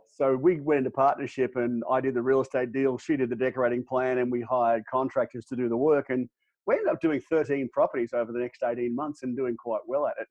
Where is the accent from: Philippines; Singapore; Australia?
Australia; moved away as an adult; now in United States; We moved across from Australia uh, back in 2008